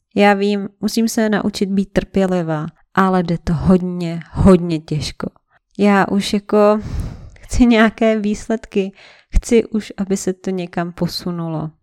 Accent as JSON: {"language": "Czech", "country": "Czechia", "said": "jsem Čech jak poleno"}